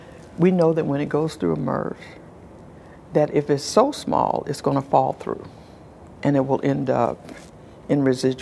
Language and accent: English; South Carolina, United States; I'm from South Carolina. I grew up in the South. Well, I grew up around the country, but mostly in the South.